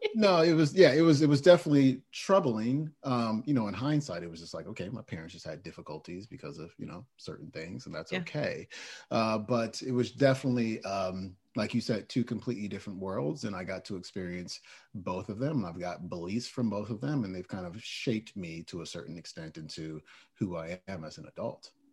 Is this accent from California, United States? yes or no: yes; Oakland, California, United States; I was born in Oakland, California, and um, lived with both of my parents as well as my brother up until the age of 10